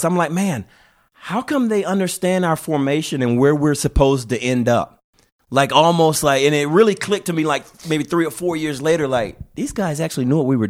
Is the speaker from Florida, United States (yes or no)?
yes; Florida, United States; moved away as an adult; also born or lived in Los Angeles, California; I'm from Florida originally